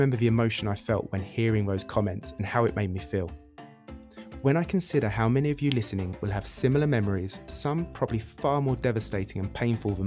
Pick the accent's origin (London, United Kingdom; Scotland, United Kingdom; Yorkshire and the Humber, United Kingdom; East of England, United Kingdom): East of England, United Kingdom; Essex; moved away as an adult; now in Barcelona, Spain; I'm originally from Essex in the UK, but arrived to Barcelona in 2009 for a two-month holiday.